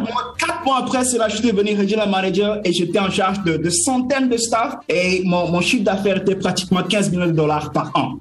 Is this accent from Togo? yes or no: yes; Lomé, Maritime, Togo; moved away as an adult; je suis, né à Lomé, à la mhm. capitale, mais comme a les quartiers. Et j'ai grandi dans une maison toute petite